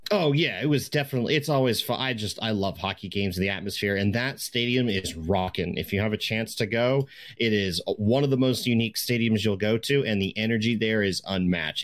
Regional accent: East Coast, United States; now in Washington, United States; I grew up on the East Coast

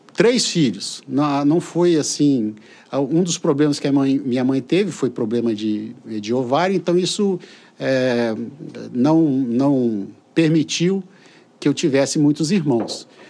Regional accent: São Vicente, São Paulo, Brazil; now in Colatina, Brazil; eu fui criado em São Vicente

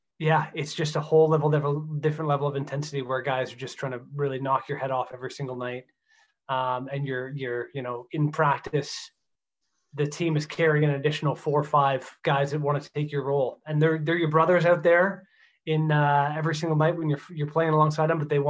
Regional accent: Stouffville, Ontario, Canada; It's my hometown.

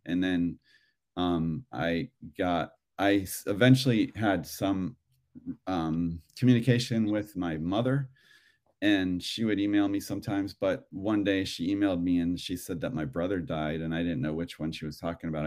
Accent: Cleveland, Ohio, United States; now in Los Angeles, United States; I grew up in Ohio, in Cleveland

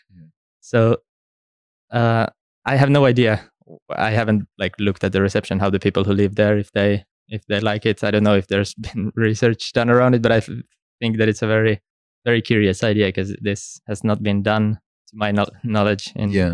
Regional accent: Helsinki, Uusimaa, Finland; also born or lived in Stockholm, Sweden; I'm originally from Helsinki in Finland

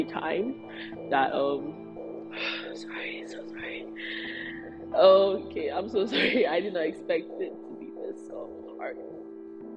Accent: Nigeria; being Nigerian is hard enough. Being a Nigerian firstborn is even harder, especially if you're a girl and you're Yoruba

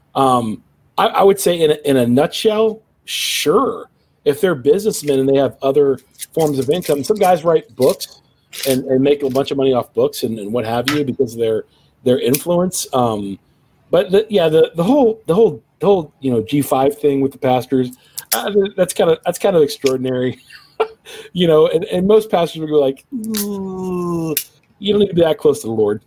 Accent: Cincinnati, Ohio, United States; my hometown of Cincinnati

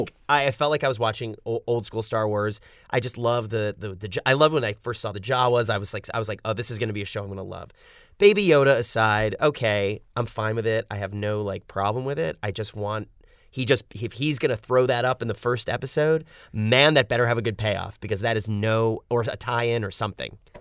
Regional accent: New York City, New York, United States; moved away as an adult; now in Los Angeles, United States; Lived in apartments my whole life growing up in New York City

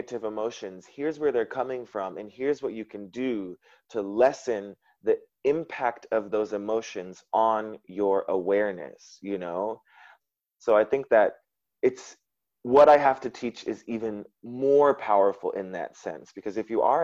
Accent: United States; moved away as an adult; now in Vietnam; as an American

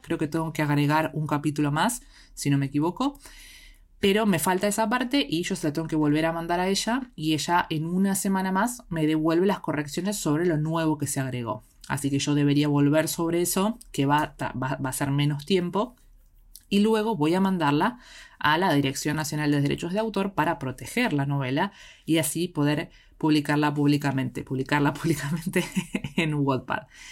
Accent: Argentina; desde el lado de Argentina, porque es de donde soy yo

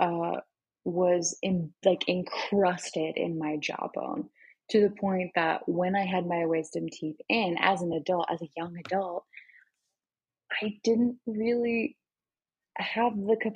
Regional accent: Florida, United States; the area that I grew up in Florida

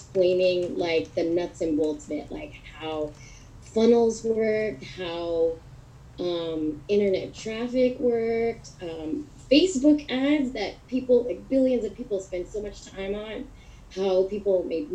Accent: San Diego, California, United States; I was born and raised in San Diego

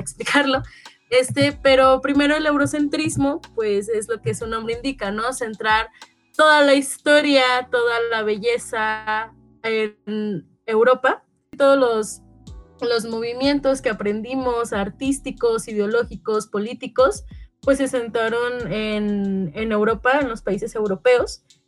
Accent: Mexico; cómo yo me percibo como mexicana

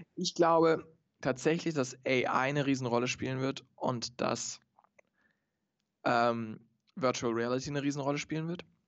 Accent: Stuttgart, Baden-Württemberg, Germany; ich komme aus Stuttgart

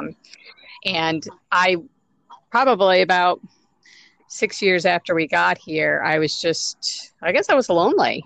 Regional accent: New York, United States; moved away as an adult; now in Louisville, United States; I was born and raised in New York, and but I moved to Louisville. It'll be 10 years ago

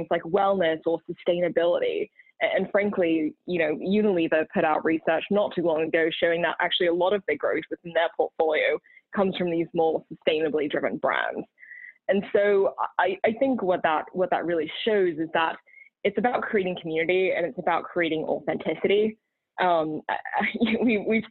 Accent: Australia; also born or lived in Texas / California; now in Boston, United States; despite being Australian and having lived in Texas and California

